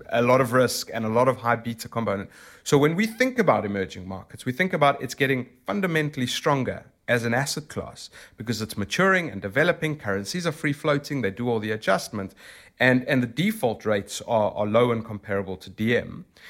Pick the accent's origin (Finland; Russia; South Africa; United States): South Africa; accent: South African; moved away as an adult; now in London, United Kingdom; I'm originally from South Africa